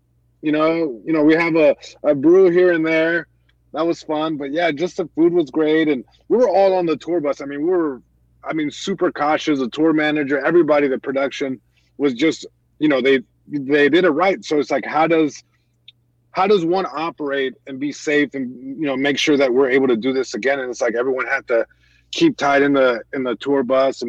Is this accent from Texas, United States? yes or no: no; Long Beach, California, United States; I'm born and raised in Long Beach, California